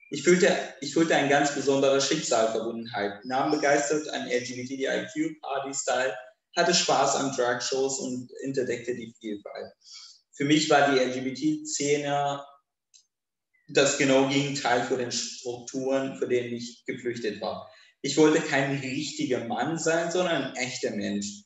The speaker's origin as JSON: {"language": "German", "region": "Kurdistan Region", "country": "Iraq", "tie": "born or raised there", "lives_now": "Germany", "said": "Während meiner Kindheit in Irak-Kurdistan, ähm, während mein, meiner Kindheit in Irak-Kurdistan hatte ich einen hatte ich mir nicht viel Gedanken über Homosexualität gemacht."}